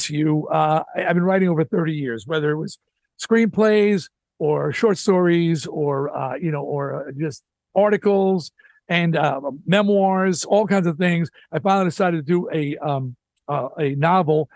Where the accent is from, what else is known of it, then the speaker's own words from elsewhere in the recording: New York, United States; also born or lived in Astoria, Queens / Belize; now in California, United States; I grew up in New York